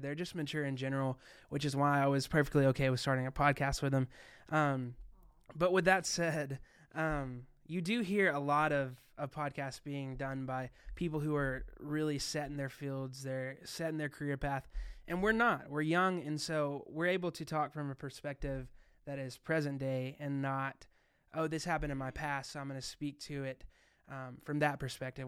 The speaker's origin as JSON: {"language": "English", "region": "Arkansas", "country": "United States", "said": "I'm being from Arkansas"}